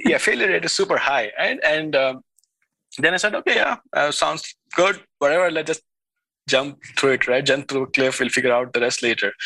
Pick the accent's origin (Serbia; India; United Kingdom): India; moved away as an adult; also born or lived in Switzerland; now in Silicon Valley, United States; I was raised in India uh, for the first 20 years of my life.